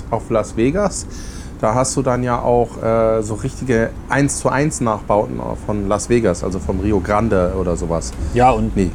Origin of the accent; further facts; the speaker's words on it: Lüneburg, Lower Saxony, Germany; wenn äh, Amerikaner durch meine alte Heimatstadt laufen, also Lüneburg, und dann da Häuser sind, die sind tausend Jahre alt